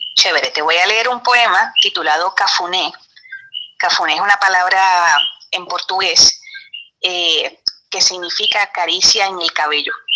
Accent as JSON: {"language": "Spanish", "town": "Trujillo Alto", "country": "Puerto Rico"}